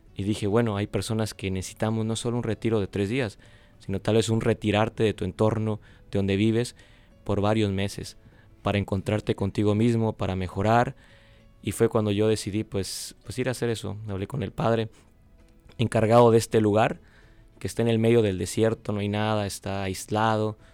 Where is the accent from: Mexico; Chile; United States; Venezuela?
United States; West Palm Beach, Florida; yo vengo del estado de la Florida, West Palm Beach se llama el, en la ciudad